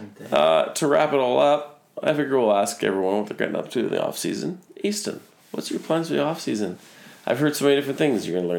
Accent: Regina, Saskatchewan, Canada; I'm from Regina.

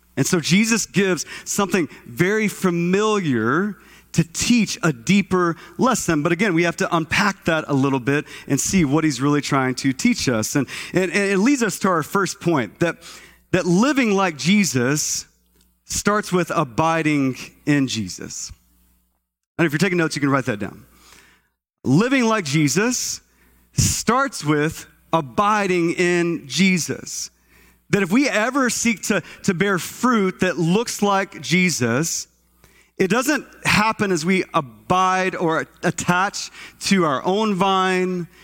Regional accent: Texas, United States; moved away; I'm from Texas, and, uh, grew up as a kid in Texas

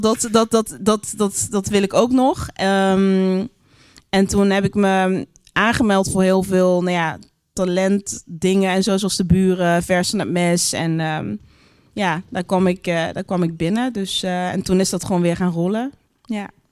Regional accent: Geleen, Limburg, Netherlands; moved away; also born or lived in Brabant / Utrecht; ik ben daar heel erg fijn, eh, fijn opgegroeid

